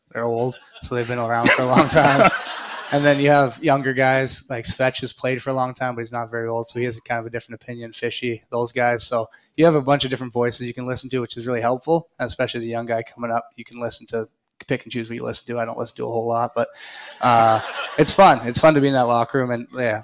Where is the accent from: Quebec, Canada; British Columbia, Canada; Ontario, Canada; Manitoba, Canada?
Manitoba, Canada; Winnipeg; now in Raleigh, United States; we're both from Western Canada, both born in Manitoba